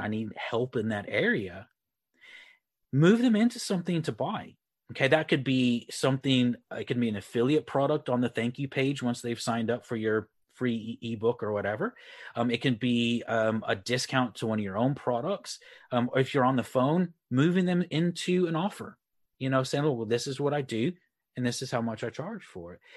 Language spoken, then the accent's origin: English; Texas, United States; moved away as an adult; also born or lived in Republic of Ireland; now in Leeds, United Kingdom; I uh, live in the UK up near Leeds. Uh, but I am originally from Texas. So um, I'm from Texas, moved to the Republic of Ireland on the West Coast about 15 years ago and then moved to the UK uh, about nine years ago